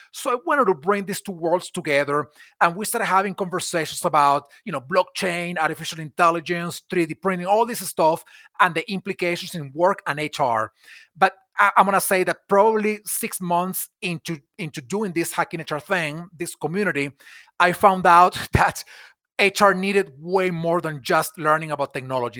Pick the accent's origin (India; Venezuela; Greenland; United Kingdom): Venezuela; moved away as an adult; now in United States; I was born in Venezuela, in South America, and I grew up there. I moved to the U S in, in two thousand eleven